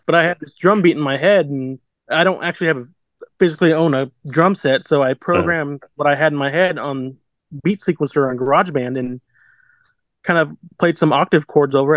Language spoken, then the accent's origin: English; Abilene, Kansas, United States; also born or lived in Salina, Kansas; I'm from Abilene, which is 20 minutes east of uh, Salina.